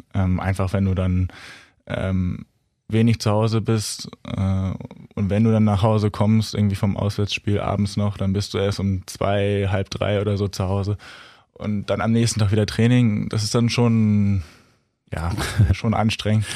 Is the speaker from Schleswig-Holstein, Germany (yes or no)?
yes; Kollmar, Schleswig-Holstein, Germany; ich komme aus Kolmar